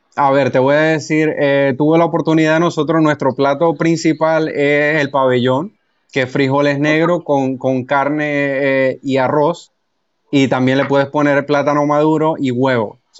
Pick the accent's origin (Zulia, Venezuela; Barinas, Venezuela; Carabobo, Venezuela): Barinas, Venezuela; moved away; Yo soy de Los Llanos, yo soy de Barinas